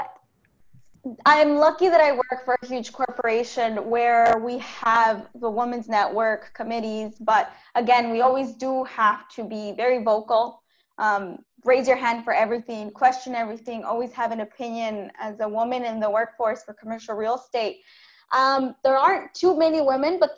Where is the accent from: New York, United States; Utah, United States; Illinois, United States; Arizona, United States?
Illinois, United States; Chicago; moved away as an adult; also born or lived in Miami; now in Indiana, United States; I'm from Chicago. My parents lived in Chicago. Always lived in Chicago until I moved to Miami.